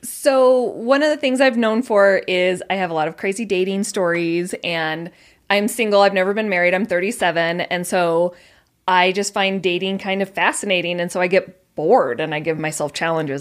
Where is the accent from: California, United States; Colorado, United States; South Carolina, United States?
Colorado, United States; moved away as an adult; now in Utah, United States; Originally Colorado